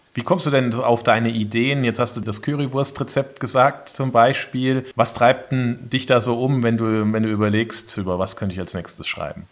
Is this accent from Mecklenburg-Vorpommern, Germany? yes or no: no; Saarland, Germany; now in Bavaria, Germany; als Saarländer